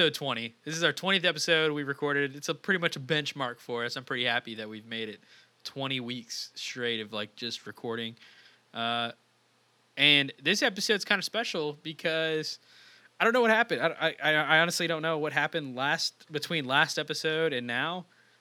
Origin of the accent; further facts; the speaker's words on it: Texas, United States; I'm out of Texas.